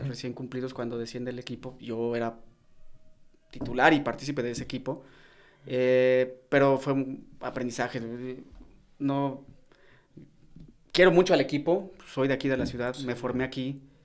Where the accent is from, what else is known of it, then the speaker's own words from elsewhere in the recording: León, Guanajuato, Mexico; also born or lived in Mexico City; Yo nací en la Ciudad de México, pero desde muy niño, por eso cuando me preguntan de, dónde eres, yo soy de León. O sea, fui registrado en la Ciudad de México, si ven mi acta de nacimiento aparece en la Ciudad de México, pero yo fui formado y, crecí eh, aquí en León.